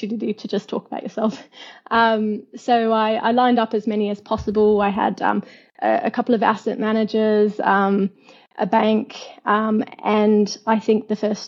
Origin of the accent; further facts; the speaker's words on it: Perth, Western Australia, Australia; accent: Australian; moved away as an adult; now in London, United Kingdom; I come from Perth, which is known as the most isolated city in the world